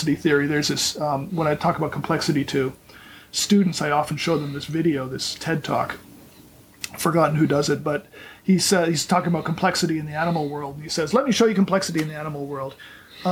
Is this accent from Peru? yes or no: no; Canada; now in Orlando, United States; I grew up in Canada.